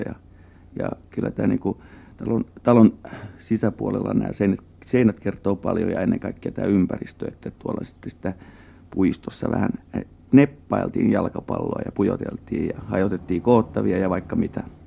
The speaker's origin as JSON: {"language": "Finnish", "country": "Finland", "first_language": "Tatar", "said": "tatarilainen vähemmistö täällä Suomessa ja, ja sitten tota, niin, tämä meidän suku on tullut 1800-luvun loppupuolella täällä tänne Suomeen"}